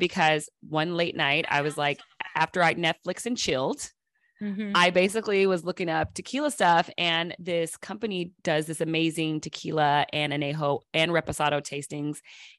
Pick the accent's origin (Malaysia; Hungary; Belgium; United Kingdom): United Kingdom; London; I'm from London.